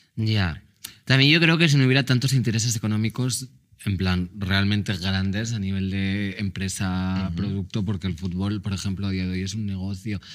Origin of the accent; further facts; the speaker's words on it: Mallorca, Balearic Islands, Spain; Yo, que soy de Mallorca